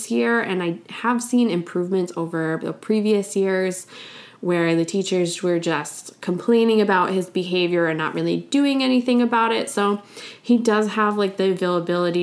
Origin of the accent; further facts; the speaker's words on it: United States; I'm from the United States